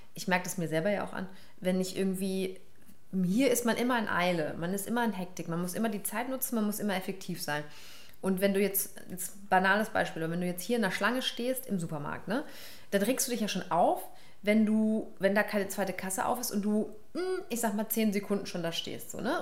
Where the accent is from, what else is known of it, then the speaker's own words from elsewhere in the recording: Karlsruhe, Baden-Württemberg, Germany; meine Mutter ist Irin, mein Vater ist Pakistani, die haben sich in Hamburg kennengelernt und mich in Karlsruhe produziert